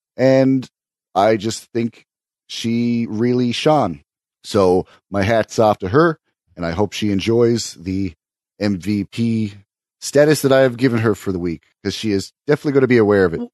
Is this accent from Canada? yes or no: yes; Canada; I am too Canadian